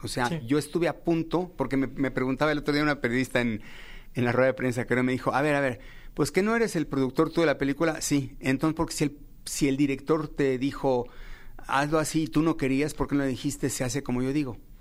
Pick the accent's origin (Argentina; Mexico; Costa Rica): Mexico; todos los mexicanos